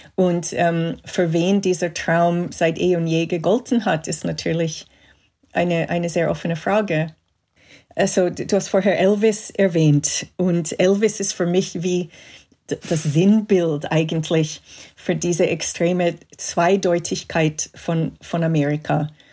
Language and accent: German; Montreal, Quebec, Canada; moved away; ich bin in Kanada aufgewachsen, in Montreal